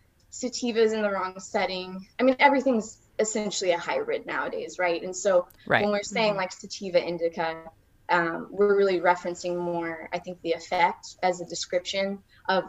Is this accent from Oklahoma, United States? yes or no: yes; Oklahoma, United States; moved away; I was totally from Oklahoma